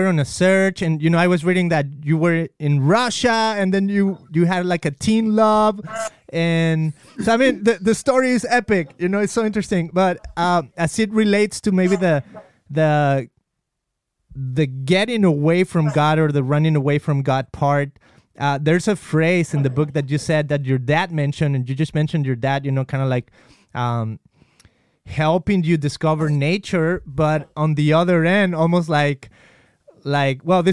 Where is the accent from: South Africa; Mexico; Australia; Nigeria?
Mexico; I grew up in Mexico and I remember like being in elementary school